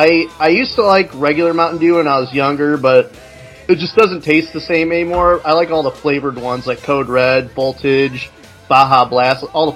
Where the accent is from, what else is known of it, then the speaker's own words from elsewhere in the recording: Midwest, United States; I'm from the Midwest too, so I say pop.